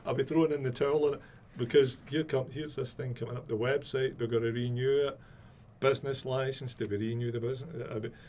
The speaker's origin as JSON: {"language": "English", "region": "Scotland", "country": "United Kingdom", "said": "I'm Scottish, yeah."}